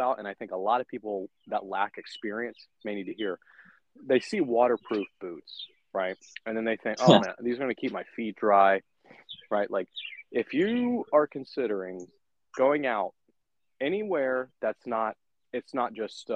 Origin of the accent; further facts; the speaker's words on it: Atlanta, Georgia, United States; I'm from Georgia, but I'm from more metro Atlanta area